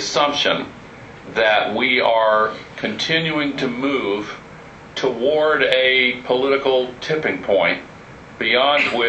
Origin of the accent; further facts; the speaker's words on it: United States; as an American